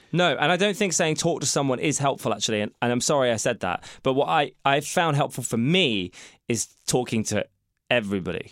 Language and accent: English; United Kingdom; we're being British